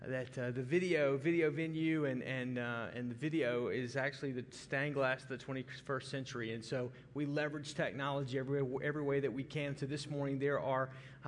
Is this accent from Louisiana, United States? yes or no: no; Arkansas, United States; I'm from Arkansas, and Arkansas is much an agricultural community and state